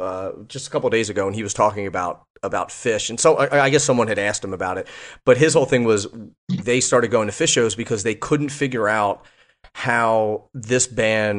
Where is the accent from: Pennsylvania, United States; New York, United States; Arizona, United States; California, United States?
Pennsylvania, United States; Philadelphia; now in Los Angeles, United States; I'm from Philly.